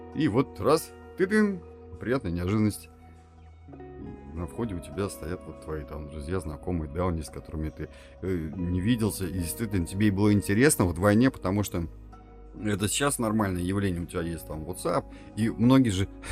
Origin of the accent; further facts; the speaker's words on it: Tatarstan, Russia; нам, как уроженцам Республики Татарстан